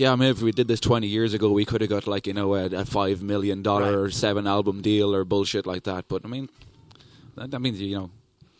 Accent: Dublin, Leinster, Ireland; accent: Irish

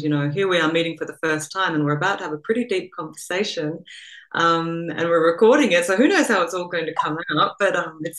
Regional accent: Australia; accent: Australian; moved away as an adult; also born or lived in England; now in Copenhagen, Denmark; Well, so I am Australian. You might be able to hear a remnant of an Australian accent in there, but I've also been living overseas for, you know, 20 years or so.

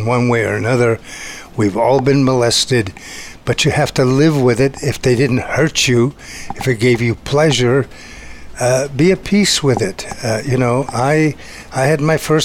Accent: United States; moved away as an adult; also born or lived in San Felice Circeo, Italy; As an American, I moved to a little village, San Felice Ciccio, in Italy

